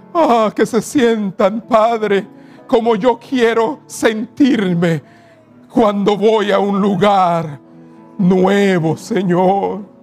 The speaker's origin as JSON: {"language": "Spanish", "region": "Cibao", "country": "Dominican Republic", "said": "mi tierra, en el Cibao"}